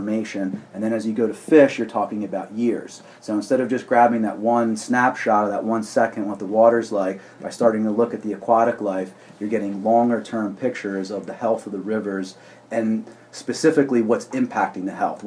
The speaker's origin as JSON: {"language": "English", "town": "Philadelphia", "region": "Pennsylvania", "country": "United States", "tie": "born or raised there", "said": "I fished all the creeks in Philadelphia growing up"}